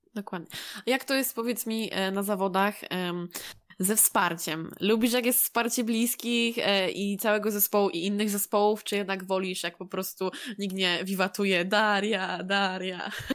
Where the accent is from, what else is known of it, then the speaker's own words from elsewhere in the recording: Poland; jesteśmy z Polski, wszyscy się mniej więcej znamy